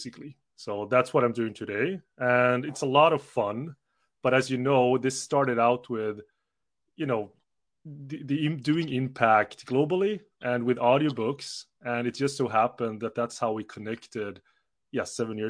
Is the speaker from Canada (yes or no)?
no; Sweden; also born or lived in South Korea / Switzerland / United Kingdom; I'm from Sweden, you know, not born, but definitely raised here since I was 10 months old.